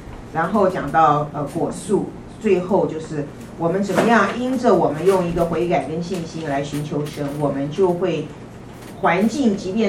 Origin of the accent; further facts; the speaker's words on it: China; 我们中国人都比较悲观哈，我们都比较自卑